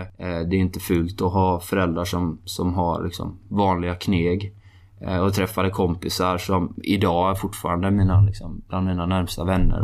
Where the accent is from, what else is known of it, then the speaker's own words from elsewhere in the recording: Halland County, Sweden; jag är uppvuxen i norra Halland